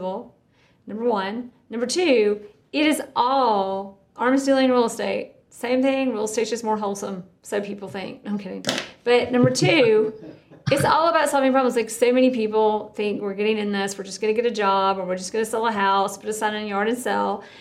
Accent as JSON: {"language": "English", "region": "South Georgia", "country": "United States", "said": "I'm from South Georgia."}